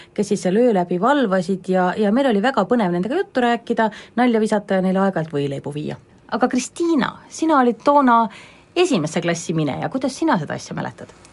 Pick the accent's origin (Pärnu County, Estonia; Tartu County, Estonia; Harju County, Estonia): Harju County, Estonia; Tallinn; mina kui tallinlane